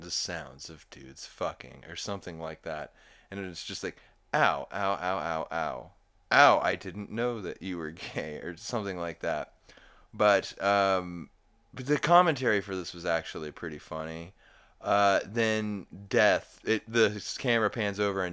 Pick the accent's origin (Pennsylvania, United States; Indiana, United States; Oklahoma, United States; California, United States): Oklahoma, United States; I'm from Oklahoma